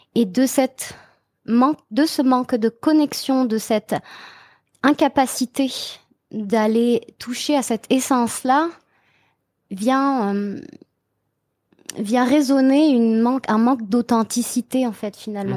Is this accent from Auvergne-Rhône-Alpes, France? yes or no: no; Brittany, France; now in Montreal, Canada; je viens de Bretagne